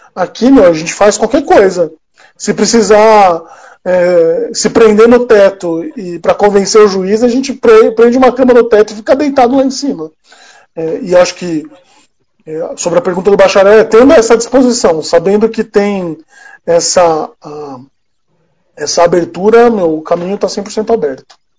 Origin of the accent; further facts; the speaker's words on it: São Paulo, Brazil; eu sou de São Paulo